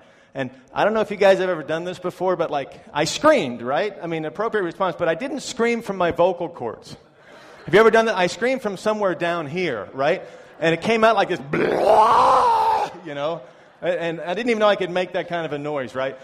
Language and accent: English; New York, United States; moved away as an adult; also born or lived in Florida; now in China; I'm from New York in America where we don't really have snakes, but I lived for a long time in Florida.